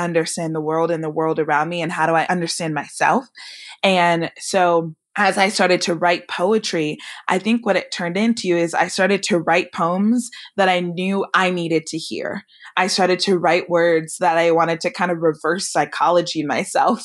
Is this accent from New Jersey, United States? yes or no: no; Bay Area, California, United States; I grew up in the Bay Area